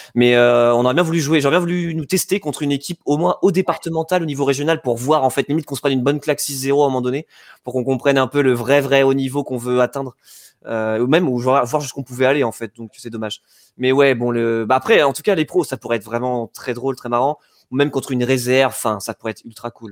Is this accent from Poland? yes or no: no; Yvelines, Île-de-France, France; là où j'ai grandi donc dans les Yvelines